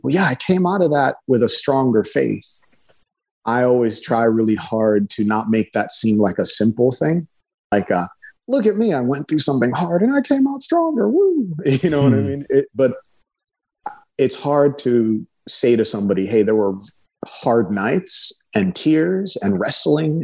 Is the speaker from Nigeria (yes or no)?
yes; Nigeria; I'm from Nigeria. Nigeria is a majority Muslim country. My uncles and cousins are Muslims or other. Being around people with other beliefs was normal for me.